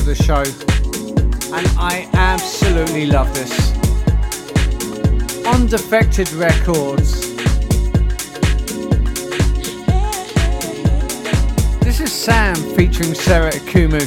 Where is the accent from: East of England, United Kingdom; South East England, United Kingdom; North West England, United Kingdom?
South East England, United Kingdom; Portsmouth; now in Philippines; my hometown of Portsmouth, UK